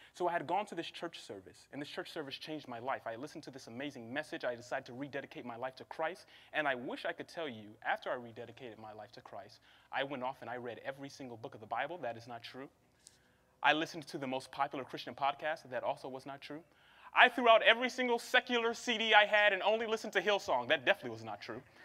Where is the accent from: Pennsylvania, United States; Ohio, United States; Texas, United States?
Ohio, United States; Cincinnati; also born or lived in Seattle, Washington; now in Los Angeles, United States; we came to Los Angeles from Seattle, Washington, but we originally hail um, from Cincinnati, Ohio